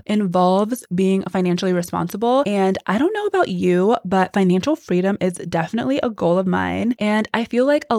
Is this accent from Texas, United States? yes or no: yes; Texas, United States; moved away; I grew up in Texas. So this is like my hometown. Texas, especially Houston, has a very special place in my heart.